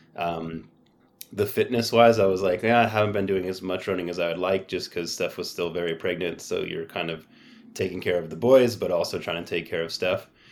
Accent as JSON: {"language": "English", "town": "San Diego", "region": "California", "country": "United States", "tie": "born or raised there", "said": "I'd play soccer in the winter because I grew up in San Diego"}